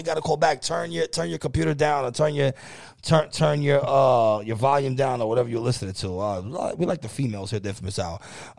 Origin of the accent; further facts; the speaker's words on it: New York City, New York, United States; I'm from Kingsbridge. I'm from Kingsbridge. It's right there.